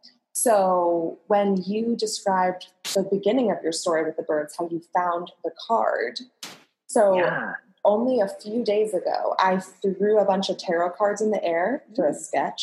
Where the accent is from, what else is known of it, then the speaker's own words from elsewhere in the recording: Avon Lake, Ohio, United States; I'm from Ohio.